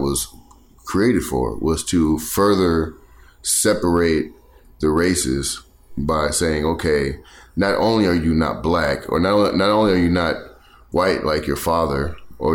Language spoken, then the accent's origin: English; the South, Texas, United States; we're from the South